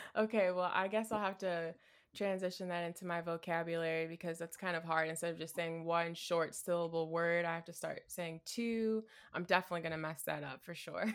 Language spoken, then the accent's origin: English; Midwest, United States; I'm from the Midwest